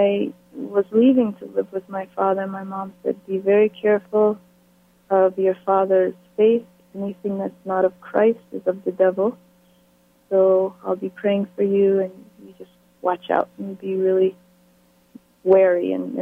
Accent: Falmouth, Massachusetts, United States; moved away; also born or lived in Antigua / Berkeley, California; I grew up in Falmouth, Massachusetts. I was born and raised in Falmouth until I was 9 years old

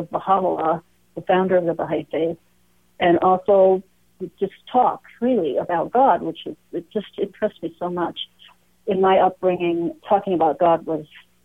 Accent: Greenfield, Massachusetts, United States; I grew up in Western Massachusetts, in Greenfield, actually, not far from Amherst and the famous UMass

